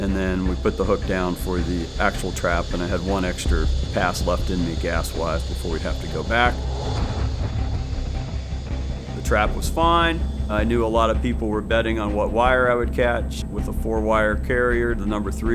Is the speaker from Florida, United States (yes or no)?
no; Phoenix, Arizona, United States; I'm from Phoenix, Arizona